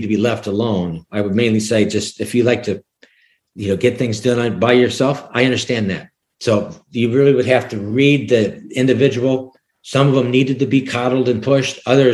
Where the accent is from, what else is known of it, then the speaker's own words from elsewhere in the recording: Sioux City, Iowa, United States; moved away as an adult; also born or lived in New Jersey; now in Leland, North Carolina, United States; I grew up in Sioux City, Iowa